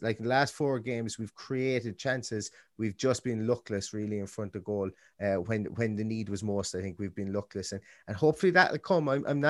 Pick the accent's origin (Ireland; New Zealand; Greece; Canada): Ireland; we're two fellas from Ireland